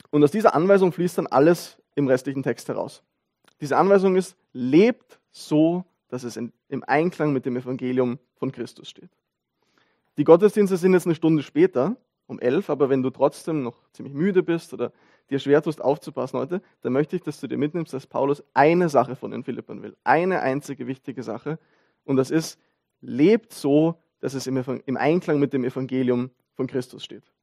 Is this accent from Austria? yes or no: yes; Vienna, Austria; Wie gesagt, ich bin Wiener, wir sind, wir sind alle Bürger von irgendwo